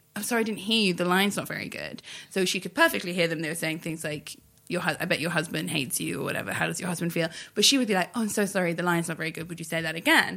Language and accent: English; United Kingdom; the British cultural expert in the room